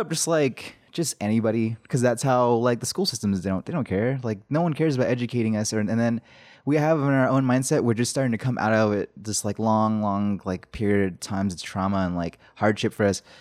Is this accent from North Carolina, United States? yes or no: no; Shiprock, New Mexico, United States; I was born in the hospital there